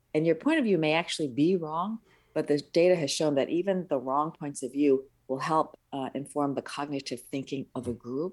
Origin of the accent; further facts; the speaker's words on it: upstate New York, United States; English is a second language; my parents were from overseas. Uh, my dad's from the mainland and my mom is from Hong Kong. So we were first generation born in the States in upstate New York